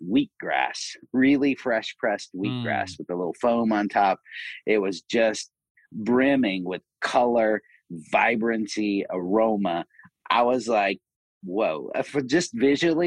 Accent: Asheville, North Carolina, United States; I'm from Asheville, North Carolina, so I grew up in the South

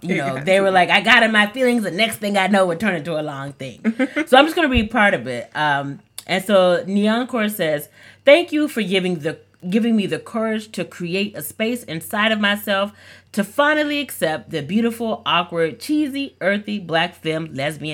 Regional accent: Texas, United States; I'm from Texas

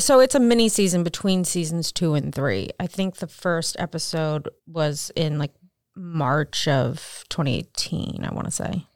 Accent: Maryland, United States; moved away; I'm from Maryland, so didn't live far from Baltimore.

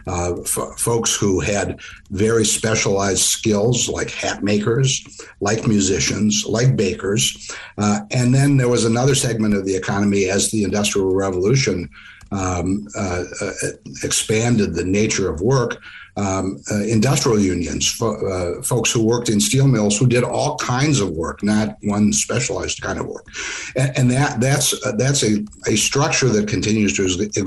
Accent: Midwest, United States; When I was growing up in the Midwest

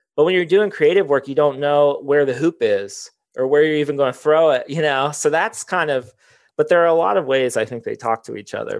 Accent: Circleville, Ohio, United States; I grew up in Circleville, like, forty minutes

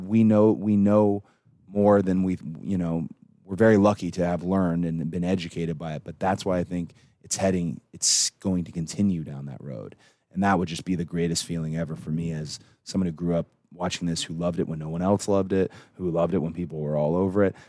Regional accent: Atlanta, Georgia, United States; It was the first time my hometown was really my hometown.

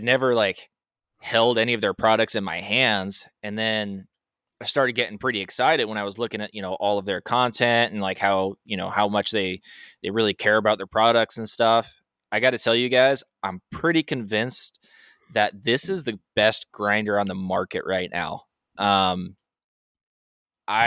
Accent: United States; I'm American.

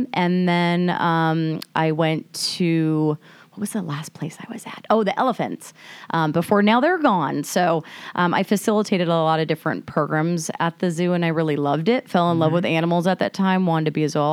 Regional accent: Everett, Washington, United States; also born or lived in Mill Creek, Washington; now in Camano Island, United States; born and raised in Washington State, based out of Everett, went to Cascade High School

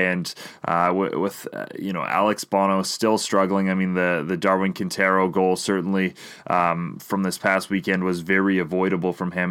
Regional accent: Canada; as a Canadian

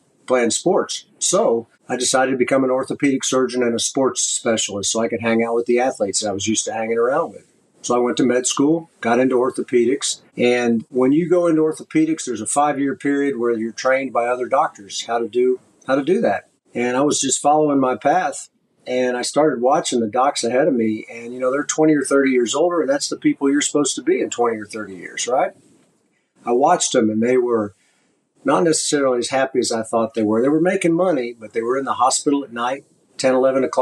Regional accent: Austin, Texas, United States; I got back to my hometown of Austin, Texas

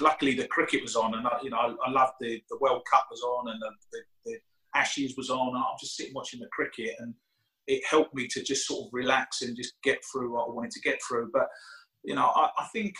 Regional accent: United Kingdom; I'm British

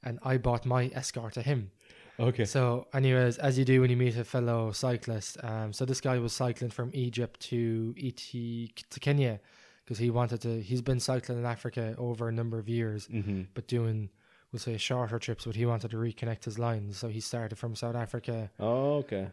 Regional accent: Ireland; I'm from Ireland where it's very cold.

